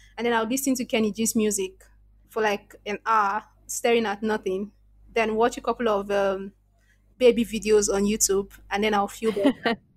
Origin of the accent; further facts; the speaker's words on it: Nigeria; accent: Nigerian; I was very, very conscious about my Nigerian accent, very conscious